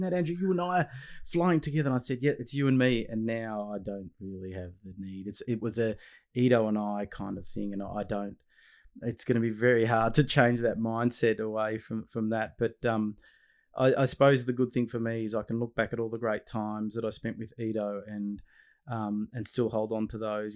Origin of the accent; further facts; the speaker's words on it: Australia; your Australian father